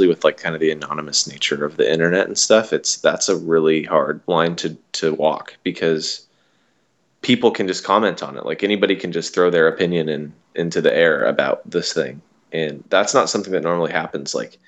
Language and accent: English; Washington, United States; I'm from Washington State